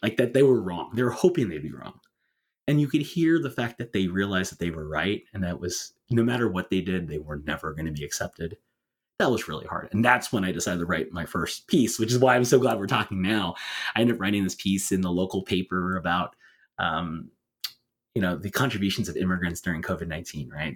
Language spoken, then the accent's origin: English; California, United States; my home state of California